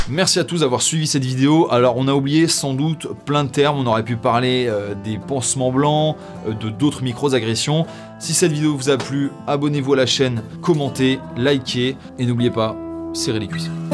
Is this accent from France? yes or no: yes; France; Chez nous en France